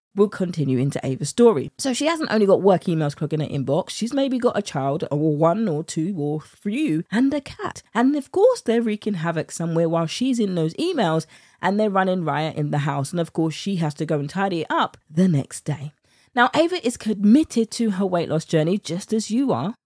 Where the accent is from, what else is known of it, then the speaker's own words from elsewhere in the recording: United Kingdom; accent: British; my British accent